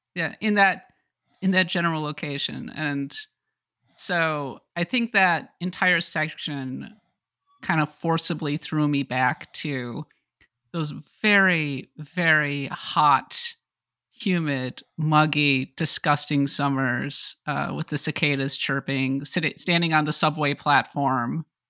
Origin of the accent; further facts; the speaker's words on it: Minnesota, United States; I'm from Minnesota